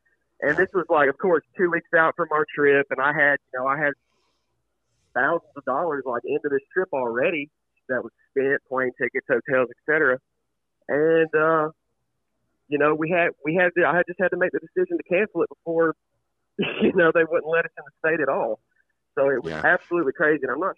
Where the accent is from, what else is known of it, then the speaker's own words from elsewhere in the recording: Huntsville, Alabama, United States; moved away as an adult; now in Tuscaloosa, United States; I'm from Huntsville. I'm a student at the University of Alabama, so I'm currently in Tuscaloosa, but I am originally from Huntsville